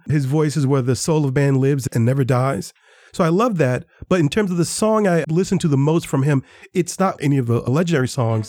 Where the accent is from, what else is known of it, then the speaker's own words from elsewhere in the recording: Gary, Indiana, United States; I grew up with the blues. Gary, Indiana is my hometown.